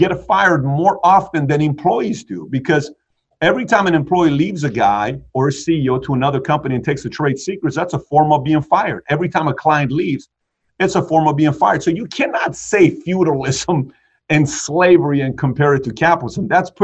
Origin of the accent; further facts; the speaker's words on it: Iran; moved away; I grew up in Iran.